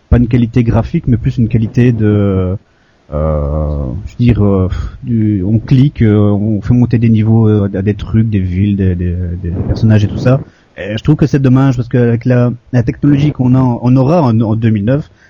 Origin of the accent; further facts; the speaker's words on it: Belgium; moi je suis bête de Belgique.